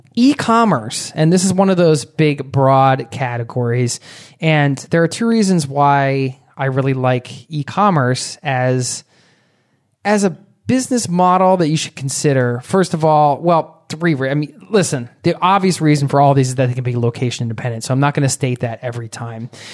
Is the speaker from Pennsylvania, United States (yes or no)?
yes; Philadelphia, Pennsylvania, United States; I grew up outside of Philadelphia